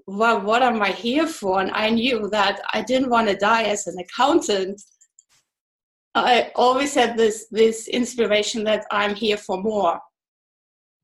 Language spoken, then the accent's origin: English; east part of Germany, eastern Germany, Germany; English is a second language; moved away as an adult; I'm German. I was born in Germany, actually in the east part of Germany.